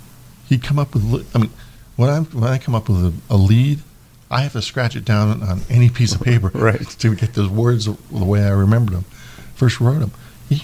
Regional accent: Jacksonville, Florida, United States; also born or lived in New York

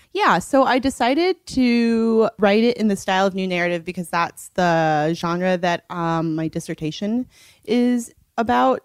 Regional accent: Los Angeles, California, United States; also born or lived in New York; growing up here

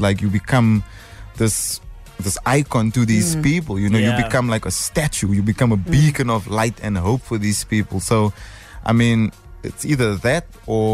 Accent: Cape Town, Western Cape, South Africa; I'm from Cape Town

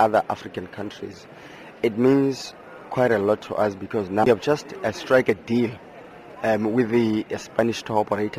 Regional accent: Lesotho; I come from the Kingdom of Lesotho.

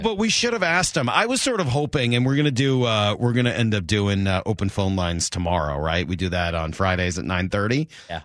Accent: Boston, Massachusetts, United States; now in Seattle, United States; grew up in Boston.

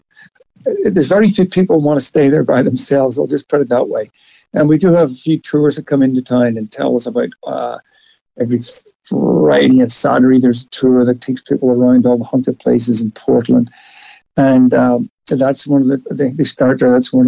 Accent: Ireland; After growing up in Ireland, they're making so old anyway, you sort of get that, you know?

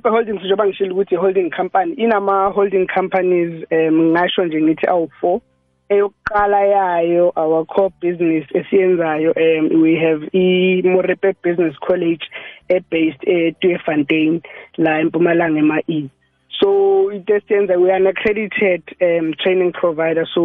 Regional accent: Ladysmith, KwaZulu-Natal, South Africa; now in Mpumalanga, South Africa; eMnambithi eh KwaZulu Natal but ngokomsebenzi ngila eMpumalanga.

